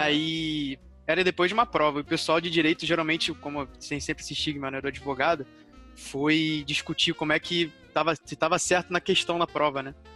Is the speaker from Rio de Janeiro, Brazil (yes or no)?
yes; Rio de Janeiro, Brazil; eu sou do Rio de Janeiro